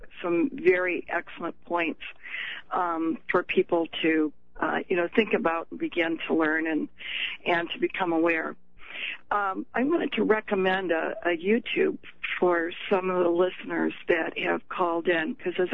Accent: Michigan, United States; I'm from Michigan

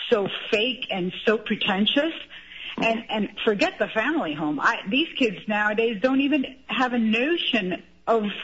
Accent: Cuba; now in United States; we came from Cuba in the '60s. My father was a pharmacist.

